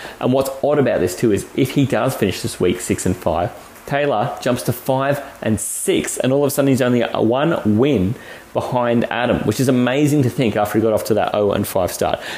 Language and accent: English; Australia; We're 100% Aussie